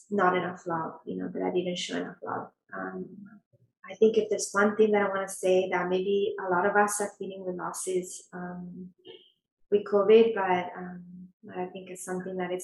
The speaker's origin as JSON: {"language": "English", "country": "Italy", "moved": "yes", "lives_now": "Los Angeles, United States", "said": "I'm from Italy"}